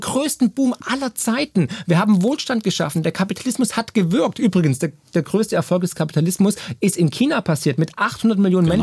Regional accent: Schorndorf, Baden-Württemberg, Germany; moved away; also born or lived in Argentina / United States; aus Schondorf, aus meiner Heimat

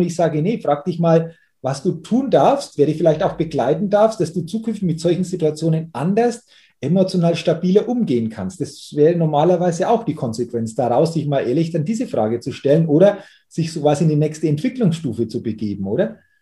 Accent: Middle Franconia, Bavaria, Germany; hier bei uns in Deutschland oder in Bayern oder in, in Mittelfranken

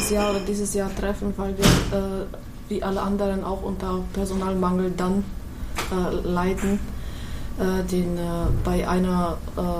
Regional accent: Slovakia; German is a second language; now in Germany; Ich komme aus der Slowakei, aus äh, einem kleinen Dorf in, in der Niederen Tatra. Bin da ganz

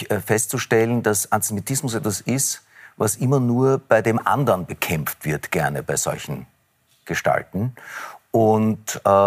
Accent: Israel; born there; Es ist aber nicht so, dass das, was in meinem Geburtsland vor sich geht, äh, ein Kampf ist gegen den Islam, sondern es ist ein Konflikt um ein Land zwischen zwei Nationen.

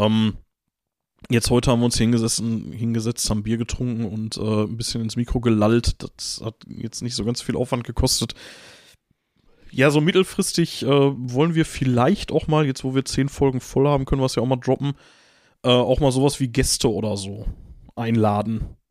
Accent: Gelsenkirchen, North Rhine-Westphalia, Germany; ich komme aus Gelsenkirchen-Bur und nicht aus Gelsenkirchen-Bür

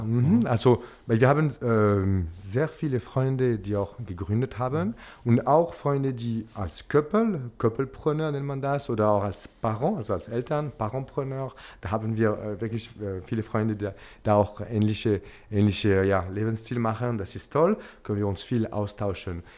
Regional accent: Geneva, Switzerland; German is a second language; also born or lived in Zürich; now in Basel, Switzerland; ich komme aus, äh, aus Genf.

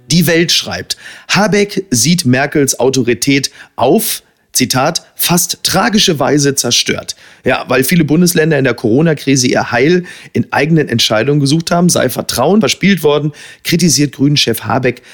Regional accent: Germany; wir als Deutsche

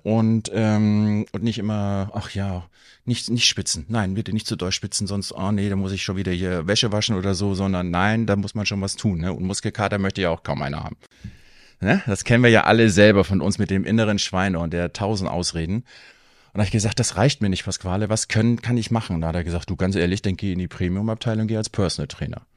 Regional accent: Hattstedt, Schleswig-Holstein, Germany; moved away as an adult; now in Husum, Germany; ich bin gebürtiger Husumer, habe aber meine Kindheit in Hattstedt verbracht

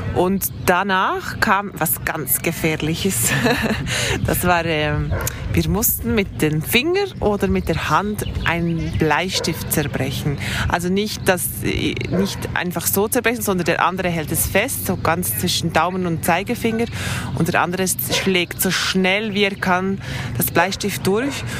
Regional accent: Thun, Bern, Switzerland; ich komme aus der Schweiz, ich wohne in Thun. Ich bin hier auf, auch aufgewachsen

